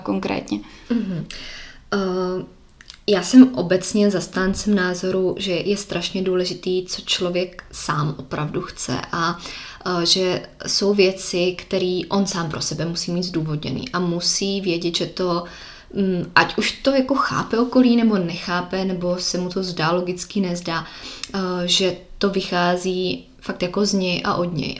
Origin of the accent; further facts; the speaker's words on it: Czechia; moved away as an adult; now in Miami, United States; tady u nás v Čechách